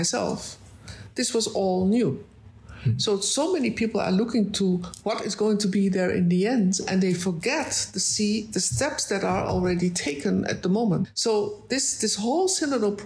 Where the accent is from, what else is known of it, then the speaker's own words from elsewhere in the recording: Netherlands; I'm from the Netherlands.